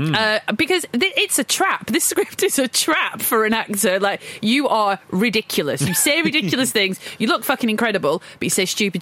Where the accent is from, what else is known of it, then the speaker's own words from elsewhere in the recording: Blackburn, North West England, United Kingdom; I'm from Blackburn.